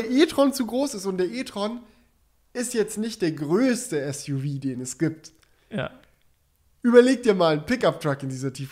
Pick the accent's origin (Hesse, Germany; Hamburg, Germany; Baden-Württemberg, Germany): Baden-Württemberg, Germany; Böblingen; Ja, weil es gibt bei uns in Böblingen, wo ich herkomme, wir haben eine Panzerkaserne